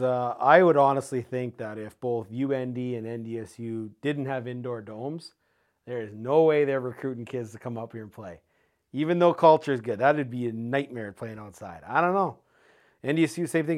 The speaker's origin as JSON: {"language": "English", "country": "Canada", "also_born_or_lived": "Saskatoon, Saskatchewan", "said": "I experienced it as a Canadian in Saskatoon"}